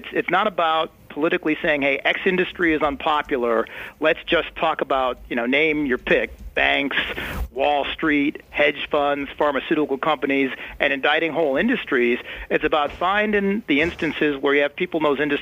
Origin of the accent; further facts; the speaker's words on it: Buffalo, New York, United States; I grew up in Buffalo, New York, in a working-class neighborhood called the East Side of Buffalo.